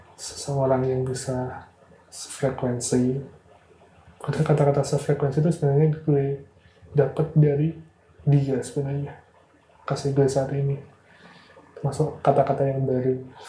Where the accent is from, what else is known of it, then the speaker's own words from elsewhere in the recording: Madiun, East Java, Indonesia; moved away as an adult; now in Semarang, Indonesia; gue lahir di Madiun, jadi gue dikenal di Madiun